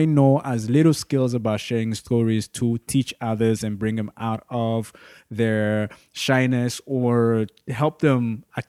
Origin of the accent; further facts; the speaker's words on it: Burundi; now in Canada; born in Burundi, born and raised in Burundi. I've been living in Canada for better half of my life.